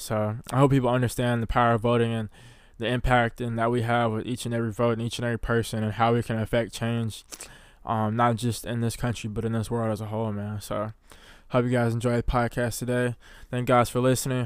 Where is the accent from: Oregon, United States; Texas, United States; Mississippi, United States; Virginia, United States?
Mississippi, United States; growing up in the South of the United States of America, specifically in Mississippi